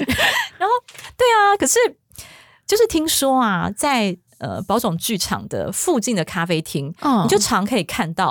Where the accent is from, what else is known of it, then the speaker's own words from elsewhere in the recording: Taiwan; 像我是台湾人